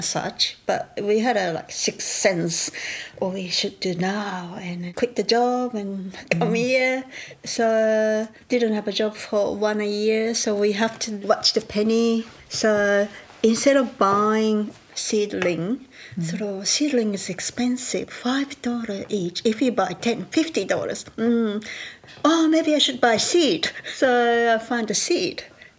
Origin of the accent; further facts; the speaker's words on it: Kyoto, Japan; English is a second language; now in Kangaroo Island, Australia; I came from Kyoto, Japan 25 years ago. And now I am living in Kangaroo Island.